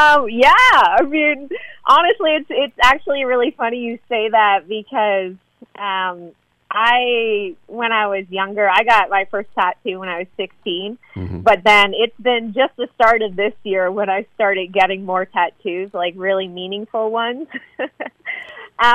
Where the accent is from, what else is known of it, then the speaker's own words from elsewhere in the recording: Canada; Yes, I am Canadian.